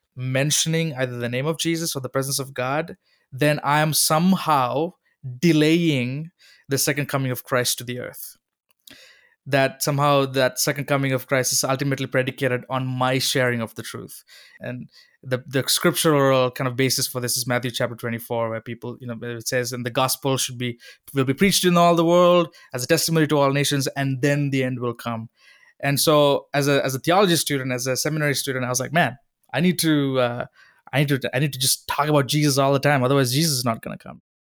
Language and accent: English; Sri Lanka; moved away; Growing up in Sri Lanka